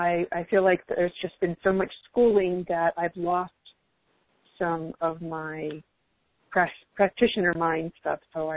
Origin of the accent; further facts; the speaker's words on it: Salt Lake City, Utah, United States; I'm from Salt Lake City